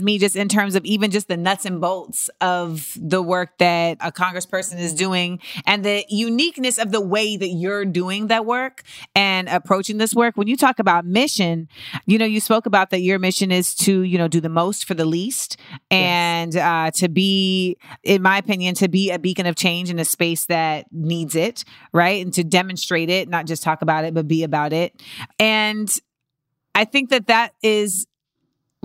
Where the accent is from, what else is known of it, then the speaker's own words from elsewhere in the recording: Florida, United States; I'm from Florida